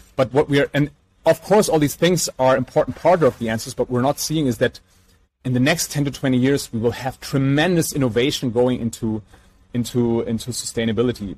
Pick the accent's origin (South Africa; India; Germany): Germany; Mainz, Rhineland-Palatinate; from our hometown of Mainz